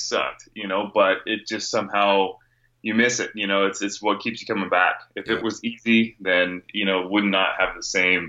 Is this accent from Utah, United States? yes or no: no; California, United States; No, I grew up, born and raised in Northern California. I've only lived here in Arizona for, gosh, about years.